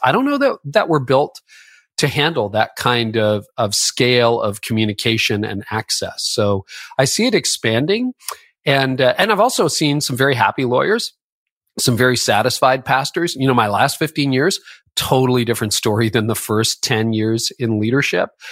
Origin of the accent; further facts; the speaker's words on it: Canada; I'm Canadian.